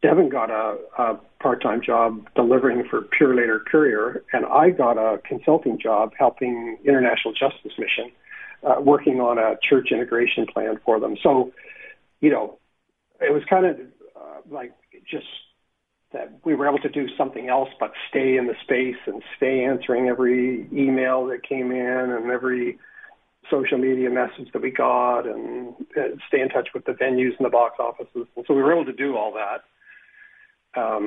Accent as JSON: {"language": "English", "country": "Canada", "said": "we're Canadians through and through."}